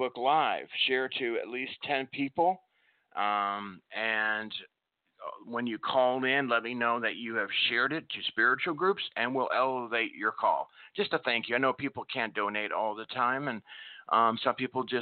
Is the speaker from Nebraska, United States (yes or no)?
yes; Nebraska, United States; I grew up in Nebraska, and we had a lot of snow